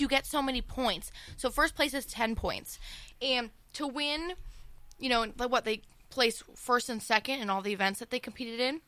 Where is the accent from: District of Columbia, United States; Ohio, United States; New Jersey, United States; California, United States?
Ohio, United States; Howland; I'm from Howland